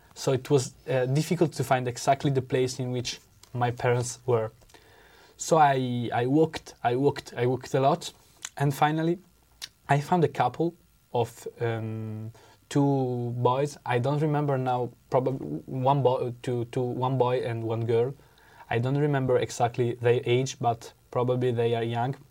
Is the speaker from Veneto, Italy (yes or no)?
yes; Venice, Veneto, Italy; English is a second language; I'm from Italy. I come from Venice.